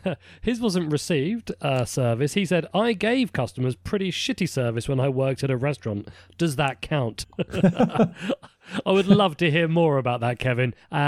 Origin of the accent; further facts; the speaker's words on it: United Kingdom; now in Japan; as British people in a foreign country